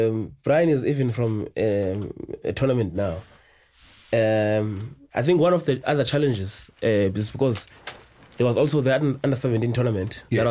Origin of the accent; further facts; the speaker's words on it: South Africa; It's not something that you identify with as a South African to say, ah, no, that is our game.